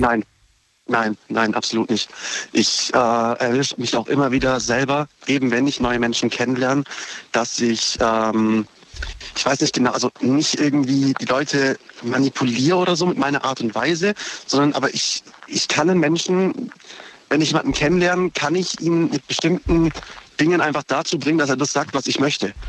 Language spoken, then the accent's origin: German; Horb am Neckar, Baden-Württemberg, Germany; ich komme aus Horb